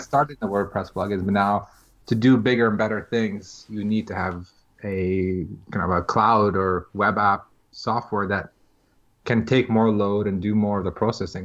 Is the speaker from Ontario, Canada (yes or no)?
yes; Toronto, Ontario, Canada; I am from Toronto, just outside of Toronto, Canada.